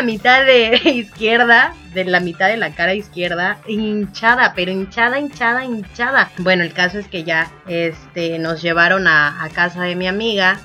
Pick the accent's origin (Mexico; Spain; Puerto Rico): Mexico; Puerto Escondido, Oaxaca; also born or lived in Puebla; ya estoy ahora en Puerto Escondido, Oaxaca, mi tierra natal